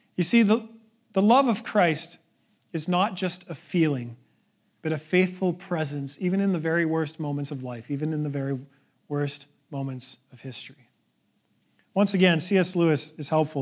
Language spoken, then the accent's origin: English; Canada